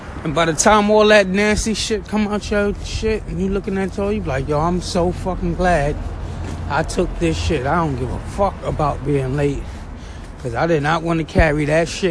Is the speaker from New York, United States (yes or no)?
yes; New York City, New York, United States; I'm from Flatbush, Brooklyn